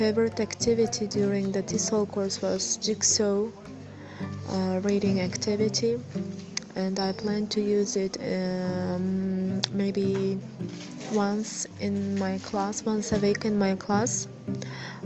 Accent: Tashkent, Uzbekistan; English is a second language; I am from Tashkent City, Chilanzar District

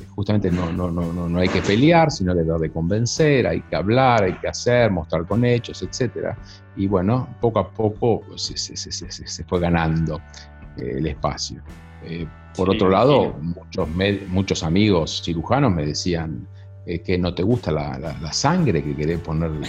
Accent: Argentina; also born or lived in United States; como buen argentino que se precie

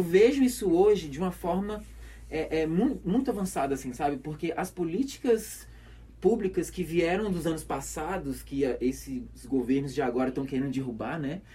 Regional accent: Belo Horizonte, Minas Gerais, Brazil; moved away as an adult; also born or lived in Esmeraldas, Minas Gerais; now in Caruaru, Brazil; eu nasci em Belo Horizonte, né? Nasci, nasci na, na favela

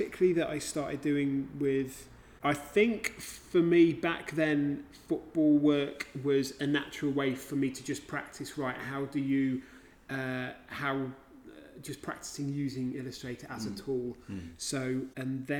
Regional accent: Lincolnshire, East Midlands, United Kingdom; moved away as an adult; also born or lived in Yorkshire / Australia / New Zealand; now in Glasgow, United Kingdom; So I was born in Yorkshire, grew up in Lincolnshire, moved around a bit and spent some time overseas since uni, and now live in Glasgow.

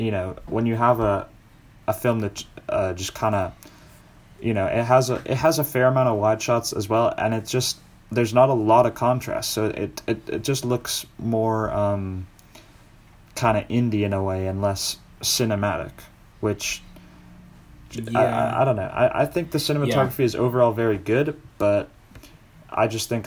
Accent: Boston, Massachusetts, United States; moved away; I was born in Boston

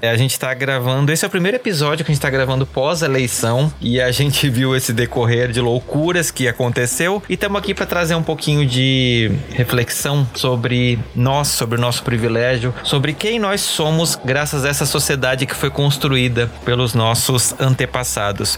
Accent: Santa Catarina, Brazil; Eu sou de Santa Catarina, né? Como vocês já estão carecas de saber. E eu lembro, assim, de uma situação que foi muito clara para mim. Eu cresci numa cidade que é colonizada por alemães

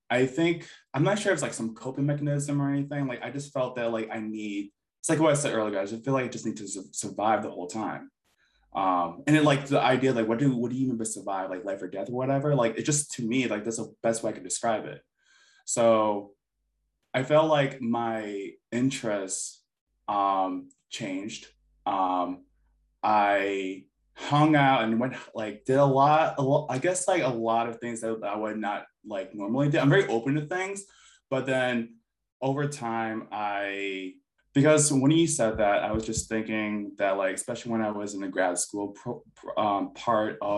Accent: United States; And like when people ask me questions, I'm like, oh yeah, I'm Filipino American. Like this is stuff I would grew up with and stuff. This is the type of food I eat.

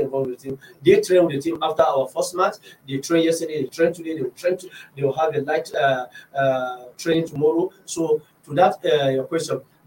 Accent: Nigeria; as a Nigerian coach and as an assistant secretary of coaches in Nigeria

